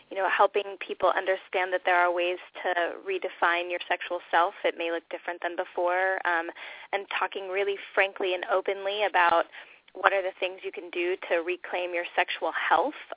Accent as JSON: {"language": "English", "region": "California", "country": "United States", "said": "I'll date myself by that, and also I came from Southern California, but I love that word rad."}